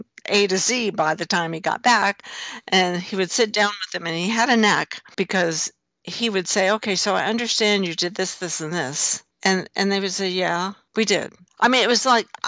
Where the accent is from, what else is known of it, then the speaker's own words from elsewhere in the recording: Lawrence, Kansas, United States; my hometown in Lawrence, Kansas